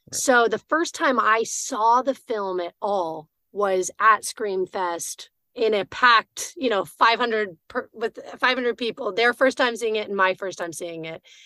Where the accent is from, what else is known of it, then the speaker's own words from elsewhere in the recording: Austin, Texas, United States; I'm from Austin, Texas, originally